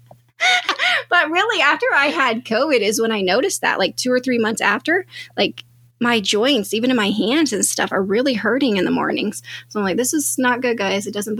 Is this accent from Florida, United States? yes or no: no; Wyoming, United States; now in Arizona, United States; I grew up in Wyoming.